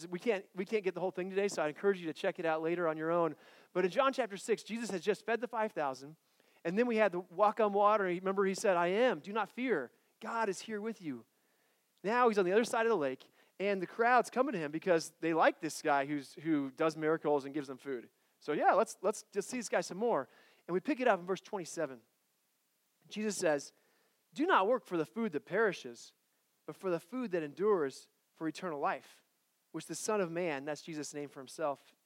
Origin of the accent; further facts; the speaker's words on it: Colorado, United States; I grew up in Colorado, and in Colorado where I grew up, there's a pizza place called Bojo's